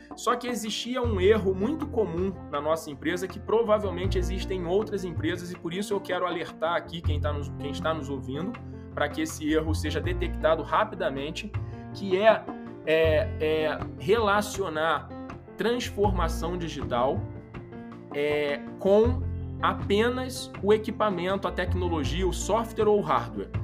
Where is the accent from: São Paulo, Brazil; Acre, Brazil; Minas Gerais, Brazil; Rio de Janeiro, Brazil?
Rio de Janeiro, Brazil; accent: carioca; sou carioca, acho que pelo sotaque é possível já identificar.